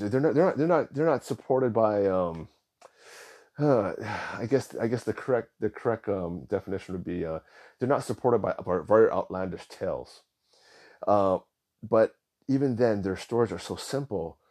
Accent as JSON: {"language": "English", "region": "Hawaii", "country": "United States", "tie": "born or raised there", "said": "I was born in Hawaii, nineteen seventy-seven. My parents were born in Hawaii"}